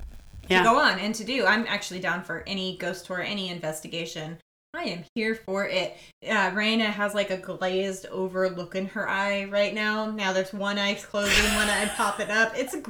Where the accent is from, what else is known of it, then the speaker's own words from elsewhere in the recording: New England, United States; moved away; Because I'm from New England